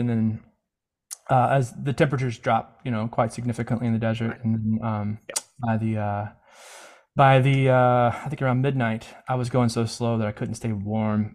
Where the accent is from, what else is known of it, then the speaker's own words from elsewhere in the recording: Mississippi, United States; I grew up in Mississippi